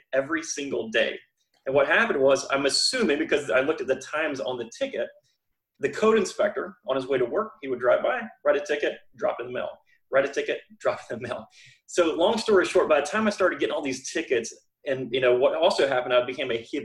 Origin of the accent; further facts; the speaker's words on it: Florida, United States; I'm from Florida, born and raised here